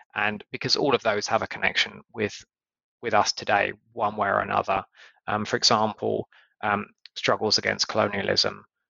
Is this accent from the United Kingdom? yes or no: yes; United Kingdom; in the UK